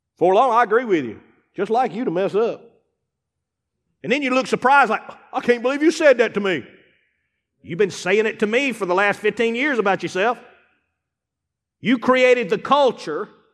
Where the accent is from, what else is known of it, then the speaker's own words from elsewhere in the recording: Eupora, Mississippi, United States; also born or lived in Starkville, Mississippi; I grew up in Upora, Mississippi. I grew up in, around Starville.